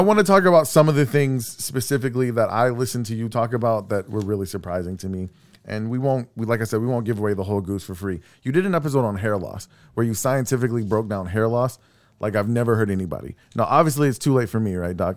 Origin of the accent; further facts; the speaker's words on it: Texas City, Texas, United States; I'm from Texas City.